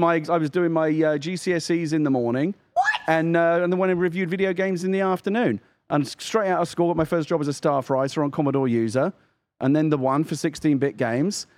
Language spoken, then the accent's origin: English; United Kingdom; now in United States; as a Brit